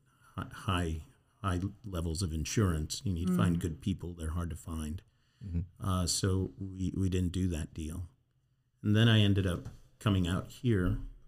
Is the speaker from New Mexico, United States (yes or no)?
yes; Albuquerque, New Mexico, United States; Or no, I grew up in New Mexico, Albuquerque, in a rural area, not downtown.